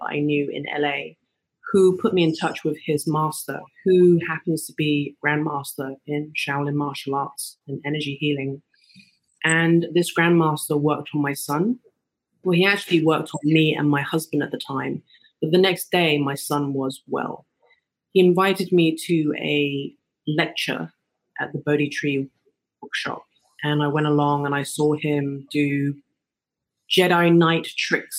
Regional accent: England, United Kingdom; moved away as an adult; now in Los Angeles, United States; I'm originally from England and I've been in Los Angeles for 18 years

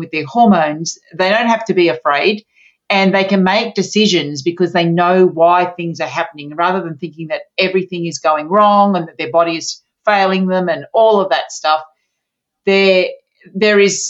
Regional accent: Sydney, New South Wales, Australia; So I'm from Australia, mm-hmm. from Sydney, Australia

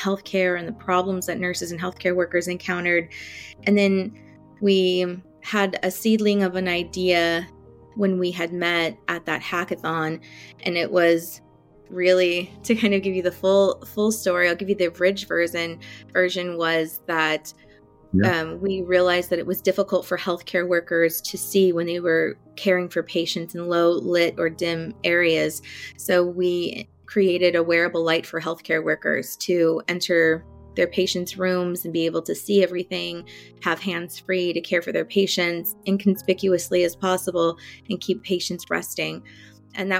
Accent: Central Valley of California, United States; I grew up in Central Valley of California and still here, actually

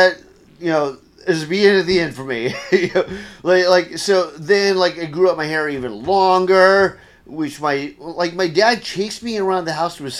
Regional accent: Gainesville, Florida, United States; This, well, everywhere, because my dad's Army. Oh, so okay. Most of this happened in Gainesville, Florida.

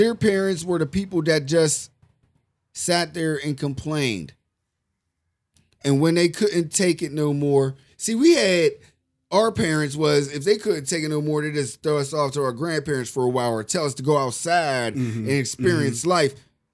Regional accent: Pittsburgh, Pennsylvania, United States; It was an old middle school in Pittsburgh

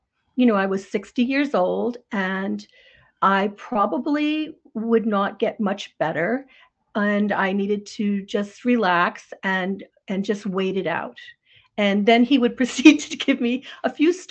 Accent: North Scituate, Rhode Island, United States; now in Maine, United States; I grew up in Rhode Island

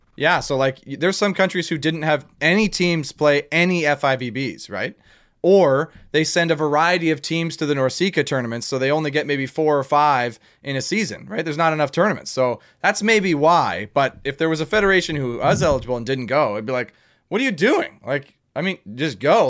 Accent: Canada; we're Canadian, eh? Like we can handle the cold

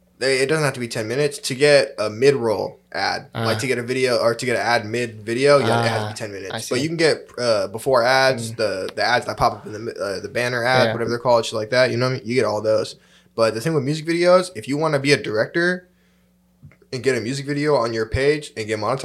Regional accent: San Jose, California, United States; I was from San Jose

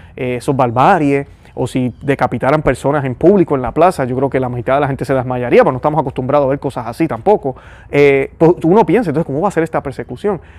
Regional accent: Puerto Rico; los puertorriqueños somos puertorriqueños, eso nos hace hermanos, porque tenemos en común una tierra, tenemos en común una patria

